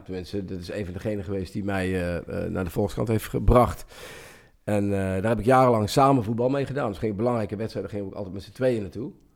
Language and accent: Dutch; Central Limburg, Netherlands; ik kom uit Midden-Limburg